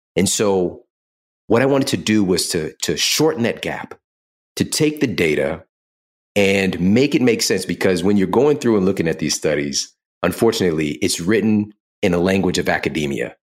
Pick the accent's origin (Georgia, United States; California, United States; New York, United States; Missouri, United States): Missouri, United States; St. Louis; I'm from Saint Louis